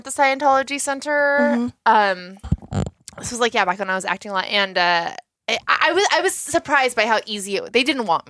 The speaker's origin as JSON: {"language": "English", "area": "SoCal", "region": "California", "country": "United States", "said": "as someone from SoCal"}